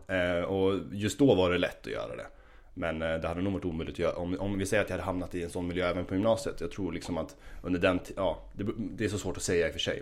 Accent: Gävle, Gävleborg County, Sweden; moved away as an adult; also born or lived in Stockholm; now in Uppsala, Sweden; Jag kommer ursprungligen från, eh, från Gävle. Ehm, och eh, ja, växte upp där.

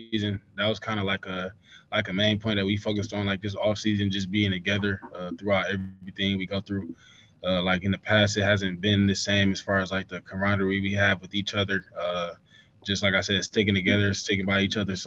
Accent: Detroit, Michigan, United States; moved away as an adult; my hometown

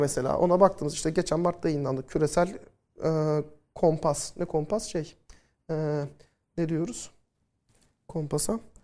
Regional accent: Turkey; ilk Türk öğrenci ben oluyorum.

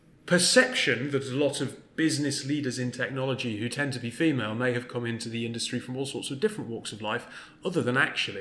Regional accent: North East England, United Kingdom; My accent doesn't betray it, but I'm from the northeast.

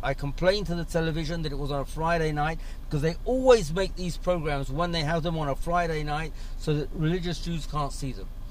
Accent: London, United Kingdom; now in Israel; I grew up abroad. I grew up in London.

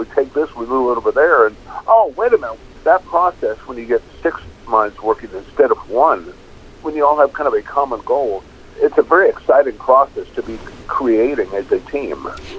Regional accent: Topeka, Kansas, United States; moved away; I'm very, very grateful that I grew up in Topeka, Kansas.

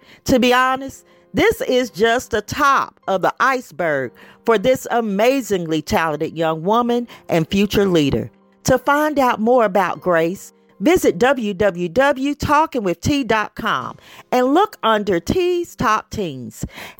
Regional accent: Knox County, Tennessee, United States; This is right here in my hometown

